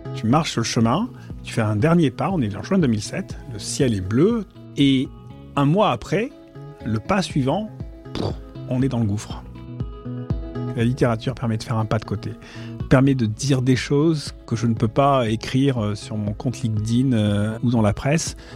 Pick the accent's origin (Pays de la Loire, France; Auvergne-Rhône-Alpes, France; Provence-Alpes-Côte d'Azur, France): Provence-Alpes-Côte d'Azur, France; Marseille; moved away as an adult; J'ai grandi à Marseille, j'ai vécu pendant 20 ans à Marseille